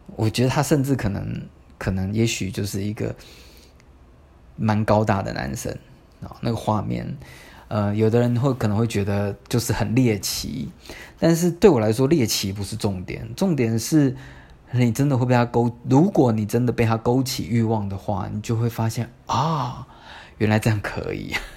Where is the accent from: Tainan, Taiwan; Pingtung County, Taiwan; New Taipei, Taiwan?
New Taipei, Taiwan; Tamsui; 我念师大附中嘛，但是我家在淡水